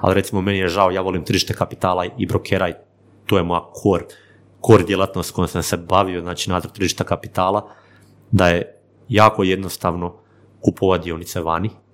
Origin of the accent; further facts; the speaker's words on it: Vinkovci, Vukovar-Srijem County, Croatia; ja sam iz, iz, iz Slavonije, iz Vinkovaca